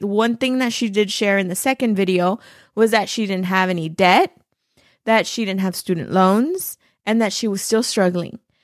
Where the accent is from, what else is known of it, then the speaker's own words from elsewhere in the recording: Los Angeles, California, United States; moved away as an adult; now in Arizona, United States; I was born and raised in East L